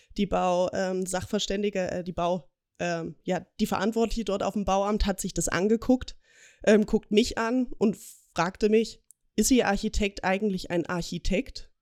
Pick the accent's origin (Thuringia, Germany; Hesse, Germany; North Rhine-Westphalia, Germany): Thuringia, Germany; Ilmenau; moved away as an adult; now in Augsburg, Germany; komme gebürtig aus Thüringen, aus dem schönen Ilmenau und wohne aber jetzt seit zwei Jahren mit meiner Familie zusammen in Augsburg